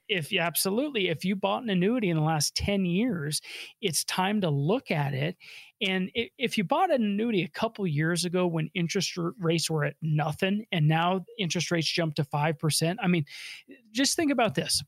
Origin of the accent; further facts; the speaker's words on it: Colorado, United States; I was born and raised here in Colorado.